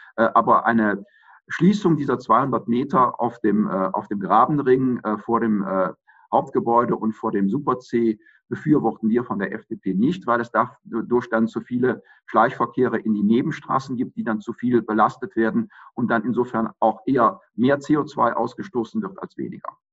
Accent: Aachen, North Rhine-Westphalia, Germany; also born or lived in Regensburg; Aachen geboren, habe, muss ich zu meiner Schande gestehen, nicht an der RWTH oder in Aachen studiert, sondern da ich Jurist bin, Jura studiert in Regensburg, an der Universität Regensburg und ähm, bin dann Anfang der 90er Jahre wieder in meine Heimatstadt zurückgekehrt

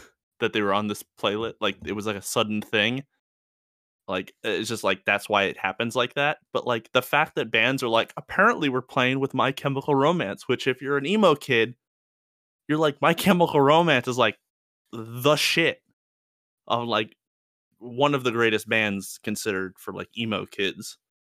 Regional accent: New York, United States; moved away; I'm from New York

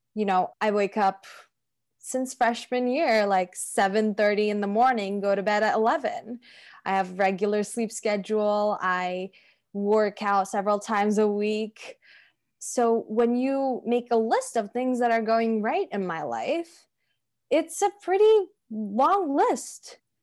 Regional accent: Turkey; moved away as an adult; my parents sort of had a choice when I was growing up to s, either invest in houses and cars or my education because the education system in Turkey is really bad

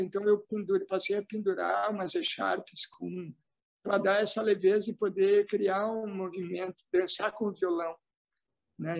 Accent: Novo Hamburgo, Rio Grande do Sul, Brazil; accent: sotaque do Sul; nessa cidade aqui onde eu nasci, que é Novo Hamburgo

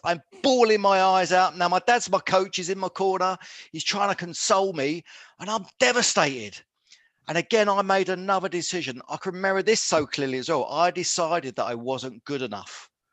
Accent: Luton, East of England, United Kingdom; I'm born and bred in Luton in Bedfordshire

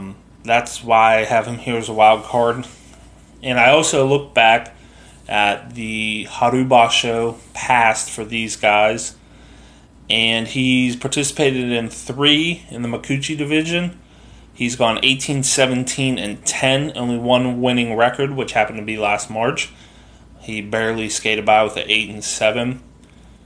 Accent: United States; I'm an American

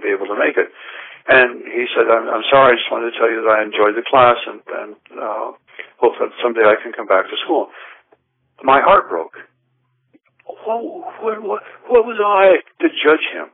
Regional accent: Indiana, United States; moved away; I was born and raised in Indiana

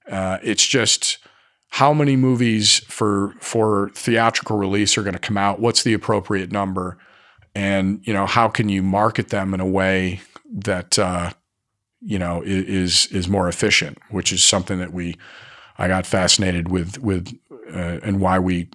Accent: Scotland, United Kingdom; And I'm Scottish, so our symbol was a Celtic knot

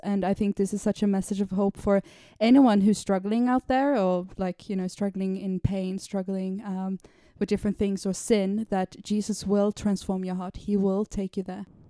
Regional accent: Sweden; now in London, United Kingdom; I'm from Sweden

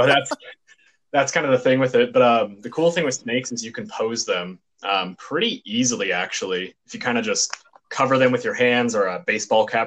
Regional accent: Texas, United States; now in Southern California, United States; I'm from Texas

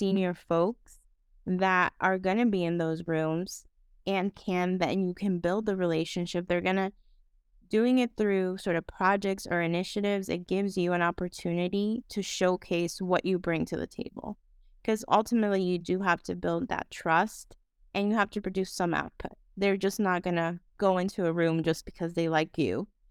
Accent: Dominican Republic; moved away as an adult; now in United States; I am originally from the Dominican Republic, um, so I have that, you know, other lens in terms of, like, being an immigrant

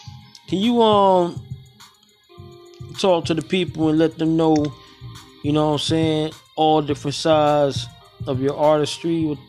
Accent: New York City, New York, United States; born or raised there; now in Tampa, United States

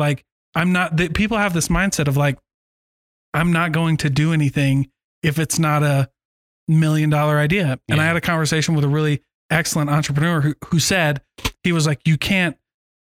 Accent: Iowa, United States; moved away; I grew up in Iowa

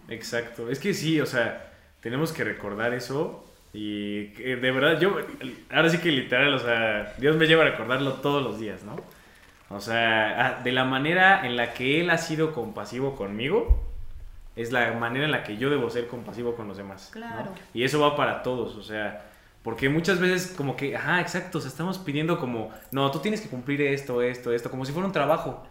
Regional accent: Mexico; aquí en, nuestro bello México, eh, pues muchos venimos del contexto de la Iglesia Católica

